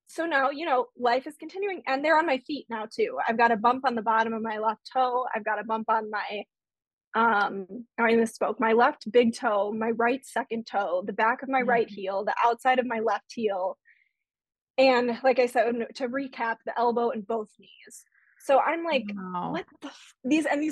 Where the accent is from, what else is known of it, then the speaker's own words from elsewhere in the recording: Chicago, Illinois, United States; moved away as an adult; also born or lived in Indiana; I was living in Indiana, but I grew up in the Chicago area